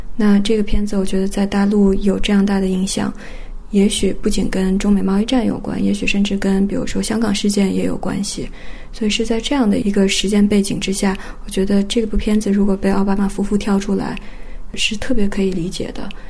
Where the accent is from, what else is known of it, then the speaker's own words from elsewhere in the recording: China; 我十三岁的我，从中国来